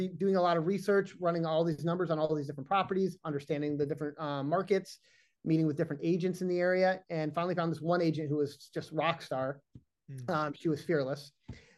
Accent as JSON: {"language": "English", "region": "Massachusetts", "country": "United States", "said": "I'm from Massachusetts"}